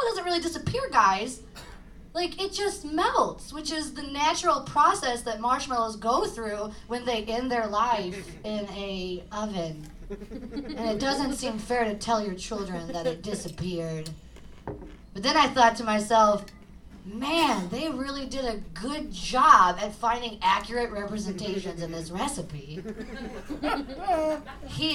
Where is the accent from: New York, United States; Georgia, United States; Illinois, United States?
Illinois, United States; East Side, near East St. Louis; I know I'm in South City right now, but I'm actually from the East Side. Like, right next to East St. Louis